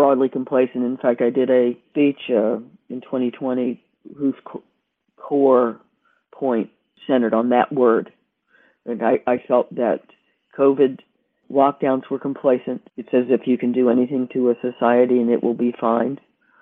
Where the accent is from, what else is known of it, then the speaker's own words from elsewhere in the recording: United States; moved away as an adult; I didn't choose to be born there